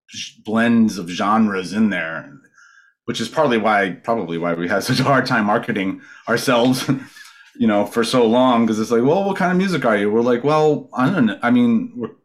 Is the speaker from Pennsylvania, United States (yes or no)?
no; Westerly, Rhode Island, United States; also born or lived in Boston / San Francisco Bay Area; now in Wisconsin, United States; the town where I grew up in Rhode Island was just like stacked with awesome, awesome musicians